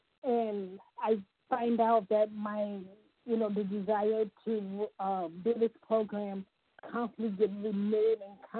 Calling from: Ohio, United States; from Ohio.

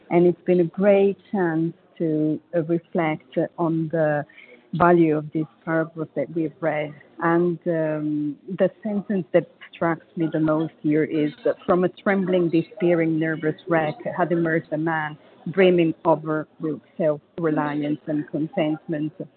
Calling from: Paris, Île-de-France, France; I'm calling from Paris, France

